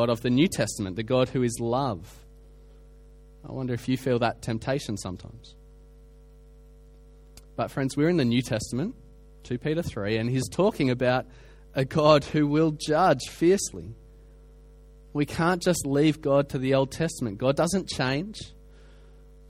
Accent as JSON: {"language": "English", "country": "Australia", "said": "I come from Australia. We have bushfires every summer"}